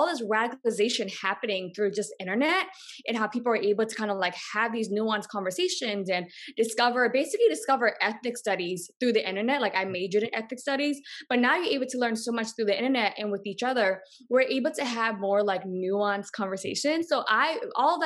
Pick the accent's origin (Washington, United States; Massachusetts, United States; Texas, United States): Massachusetts, United States; Boston; moved away as an adult; also born or lived in Los Angeles / Brooklyn, New York; I grew up in Boston. Yeah, I was born and raised in Boston.